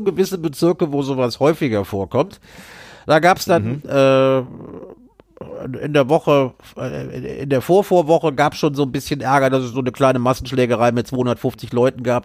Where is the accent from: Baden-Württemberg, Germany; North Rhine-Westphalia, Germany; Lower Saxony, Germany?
North Rhine-Westphalia, Germany; Düsseldorf; meiner Heimatstadt Düsseldorf